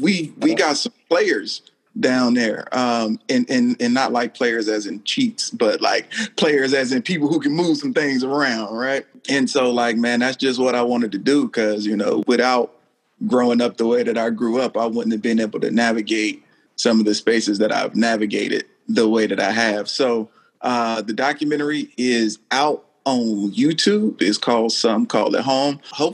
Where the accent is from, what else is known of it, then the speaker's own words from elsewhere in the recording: Thomasville, United States; because I'm from Thomasville, that's why I'm so dope.